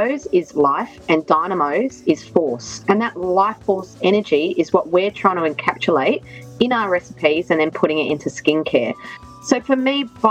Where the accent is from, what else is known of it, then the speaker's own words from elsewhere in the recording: Hahndorf, South Australia, Australia; I'm from the region. I'm from Adelaide Hills. I'm from Harndorf, which is about 10 minutes from the property that we have at GeoLeak